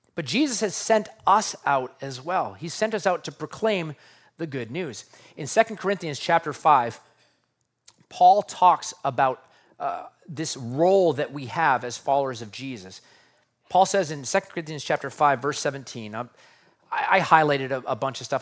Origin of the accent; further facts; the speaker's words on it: United States; As an American living in two thousand twenty-three